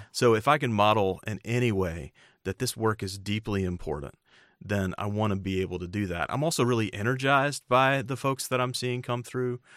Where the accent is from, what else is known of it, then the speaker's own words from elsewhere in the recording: United States; my home country of the United States